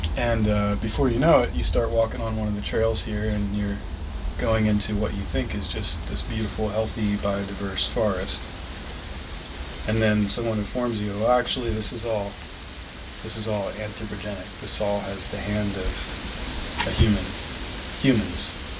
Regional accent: United States; also born or lived in Newark, Delaware; I grew up um, at the tri state where Delaware, Maryland, and Pennsylvania come together almost exactly on that point

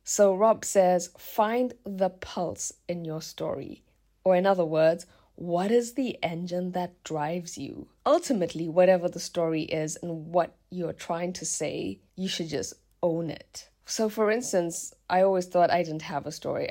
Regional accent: South Africa; now in Germany; my small seaside hometown in South Africa

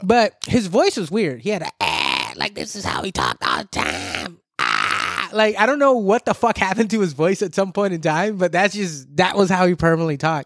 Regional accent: Southern California, United States; here, born and raised

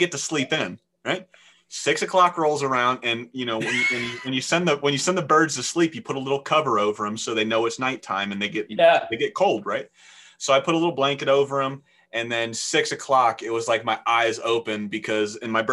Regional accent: Florida, United States; I'm from Florida and from the South

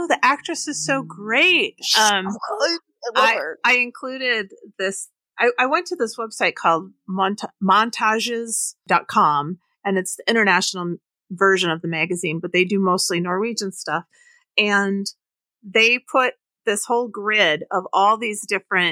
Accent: Wisconsin, United States; I grew up in Wisconsin

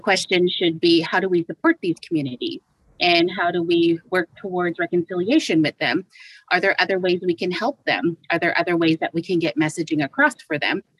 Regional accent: Canada; I come from the Skowgan First Nation

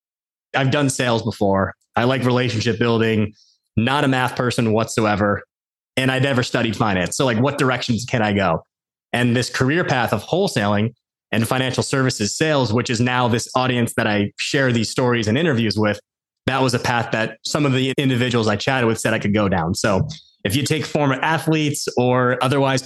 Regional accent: Westfield, New Jersey, United States; born or raised there

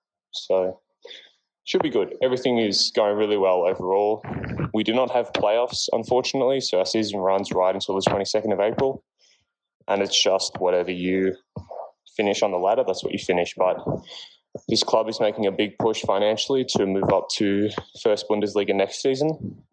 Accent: Australia; now in Bitterfeld-Wolfen, Germany; Australian setter from Bitterfeld Wolfen in German Second League.

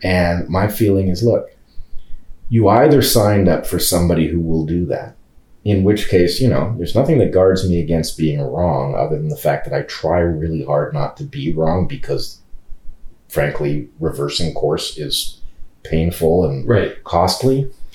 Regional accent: California, United States; moved away; I'm a Californian by birth, but I don't live in California

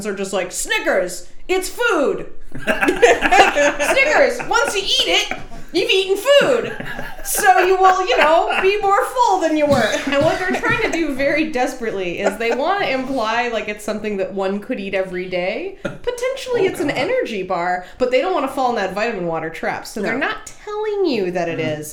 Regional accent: the South, United States; We grew up in the South where we were not allowed to gamble

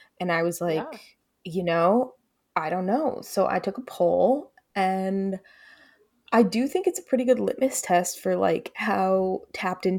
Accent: United States; being American or from the United States

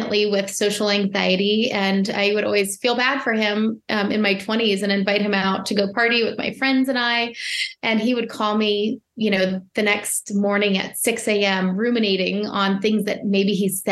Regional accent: Arlington, Virginia, United States; I was born and raised in Arlington, Virginia, and I grew up in chaos

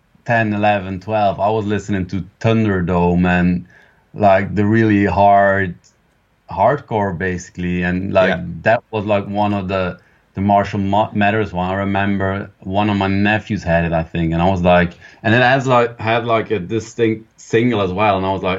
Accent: Belgium; English is a second language; In Belgium, yeah.

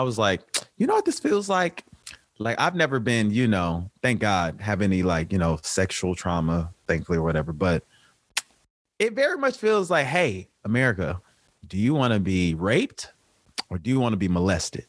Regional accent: Chicago, Illinois, United States; now in Los Angeles, United States; I'm from the South Side of Chicago, born with by two physician parents

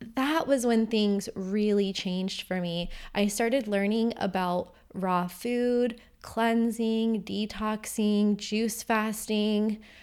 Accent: Vero Beach, Florida, United States; moved away as an adult; also born or lived in Bulgaria; my hometown of Vero Beach

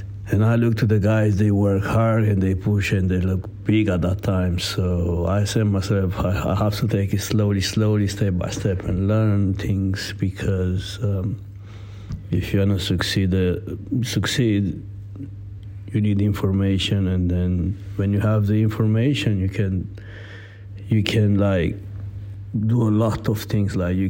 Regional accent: Italy; English is a second language; moved away as an adult; now in London, United Kingdom; I am a professional athlete, so I came from Italy. In UK, I am already 7 years, something like that.

